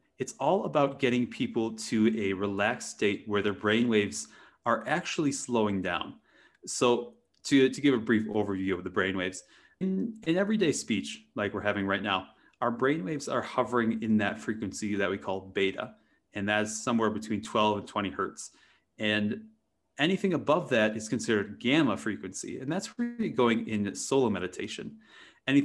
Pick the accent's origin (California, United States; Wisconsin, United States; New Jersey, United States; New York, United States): Wisconsin, United States; growing up in Wisconsin in a very rural area